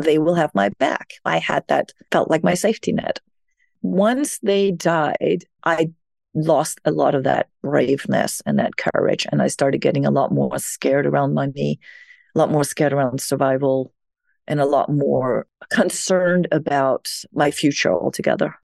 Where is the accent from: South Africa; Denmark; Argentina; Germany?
Denmark; moved away as an adult; now in New York, United States; I was born in Denmark. So I grew up in a well-being society